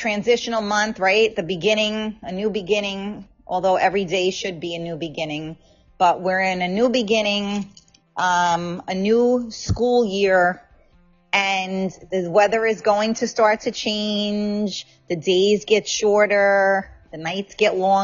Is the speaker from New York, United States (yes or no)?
yes; New York City, New York, United States; I'm from the Bronx